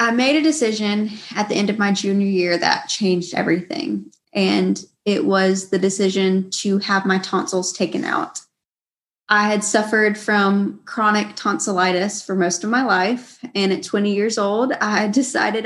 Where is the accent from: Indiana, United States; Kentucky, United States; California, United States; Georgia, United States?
Georgia, United States; I grew up in Georgia. I've lived here in Georgia all my life